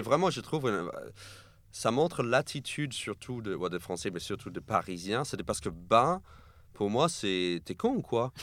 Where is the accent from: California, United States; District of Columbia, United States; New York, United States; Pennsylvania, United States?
New York, United States; French is a second language; now in France; je suis né et j'ai grandi à New York, mais mes parents sont argentins.